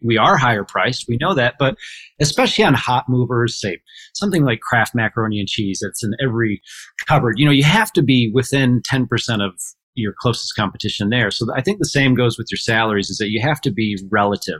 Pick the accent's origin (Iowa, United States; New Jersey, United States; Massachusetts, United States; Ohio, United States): Ohio, United States; Port Clinton; I'm from Port Clinton, Ohio, and I operate our family's grocery and hardware stores